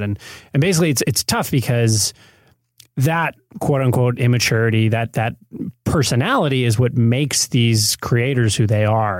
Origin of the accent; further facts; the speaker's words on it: Michigan, United States; moved away as an adult; also born or lived in New York; now in Los Angeles, United States; growing up in Michigan and then spending some years in, in New York